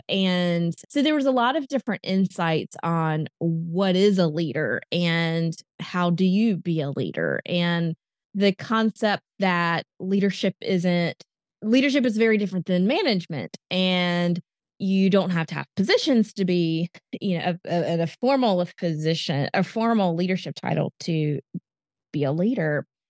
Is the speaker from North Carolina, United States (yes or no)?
yes; Raleigh, North Carolina, United States; now in Charlotte, United States; I'm originally from the Raleigh, North Carolina